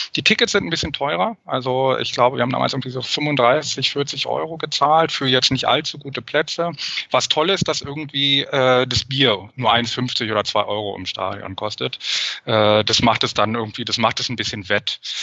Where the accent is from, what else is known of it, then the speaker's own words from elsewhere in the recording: Berlin, Germany; moved away as an adult; also born or lived in Paris / Netherlands; now in Brussels, Belgium; bin aber eigentlich Berliner, komme aus Schöneberg und Wilmersdorf. Das ist so ein bisschen mein Kiez gewesen.